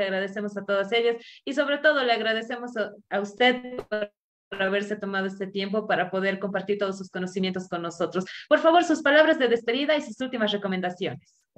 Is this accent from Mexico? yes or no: no; Bolivia; unirnos nuevamente como bolivianos